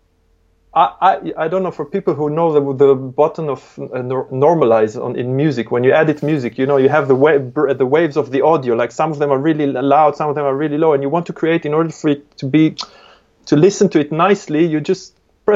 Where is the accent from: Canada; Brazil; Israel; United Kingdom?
Israel; English is a second language; moved away; I was born originally in Israel. It's a very aggressive place